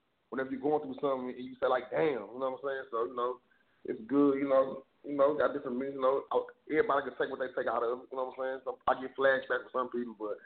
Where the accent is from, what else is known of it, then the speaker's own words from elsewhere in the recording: the South, United States; growing up in the South, man, when you Haitian